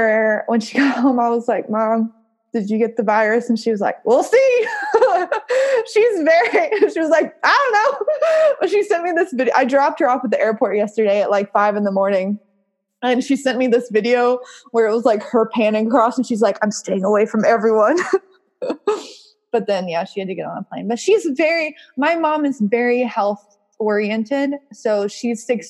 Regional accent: the South, United States; accent: southern; my southern accent

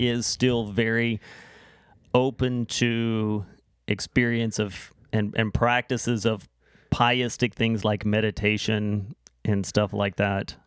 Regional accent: United States; now in Canada; growing up there

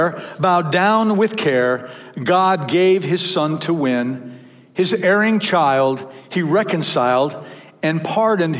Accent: Michigan, United States; moved away; I grew up in Michigan.

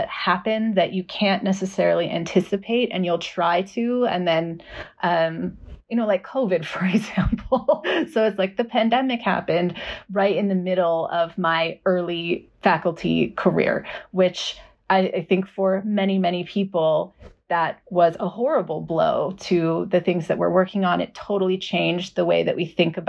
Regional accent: Boulder, Colorado, United States; now in Austin, United States; I grew up in Boulder, Colorado

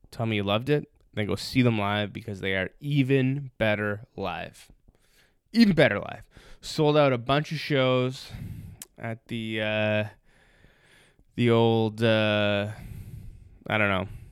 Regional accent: Toronto, Ontario, Canada; born and raised in Toronto

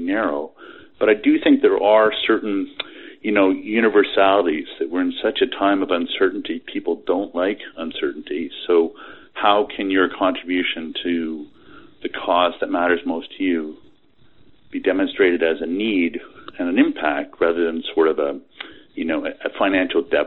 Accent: Canada; I'm a Canadian, so I am universally polite

